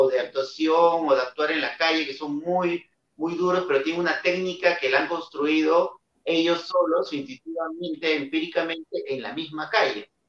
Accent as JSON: {"language": "Spanish", "country": "Peru", "said": "en mi país, ¿no? que es un país donde el teatro en sí, en per se, eh, ya tiene una postura muy social, ¿no?"}